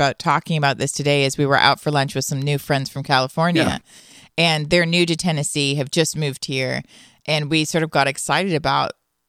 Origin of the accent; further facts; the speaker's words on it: Toronto, Ontario, Canada; We're from Toronto.